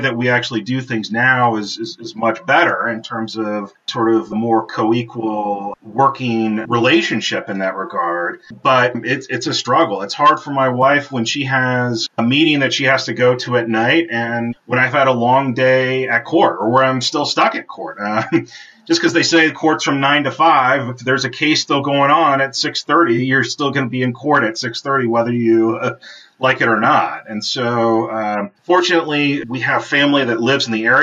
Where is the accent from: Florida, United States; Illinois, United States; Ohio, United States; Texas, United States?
Ohio, United States; when I was a child growing up in Ohio